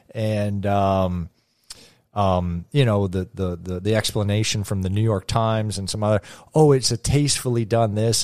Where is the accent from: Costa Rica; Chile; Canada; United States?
Canada; growing up in Canada.